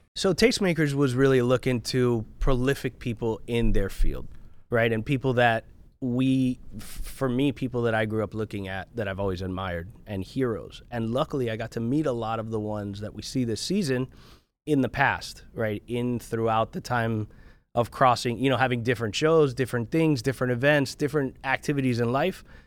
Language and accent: English; South Florida, United States; I grew up in, uh, in South Florida. I grew up right on County Line Road between Dade and Broward.